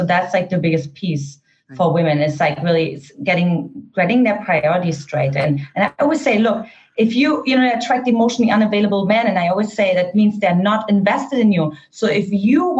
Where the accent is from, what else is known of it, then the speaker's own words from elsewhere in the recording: East Germany, Germany; English is a second language; moved away; I grew up in an Eastern German household, for those of you who couldn't detect my accent